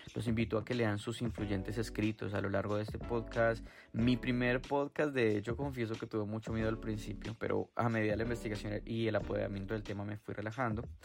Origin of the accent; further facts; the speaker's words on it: Colombia; moved away; soy de Colombia